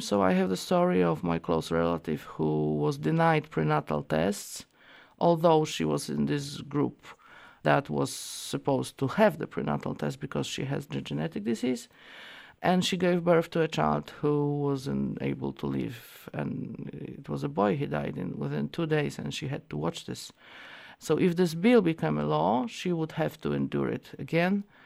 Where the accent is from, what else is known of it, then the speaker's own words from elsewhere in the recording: Poland; I'm from Poland.